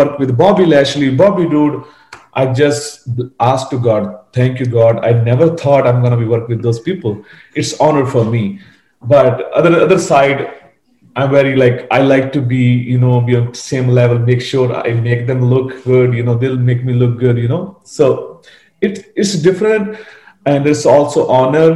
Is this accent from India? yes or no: yes; North India, India; English is a second language; moved away as an adult; I'm from North, but I'm like a very small village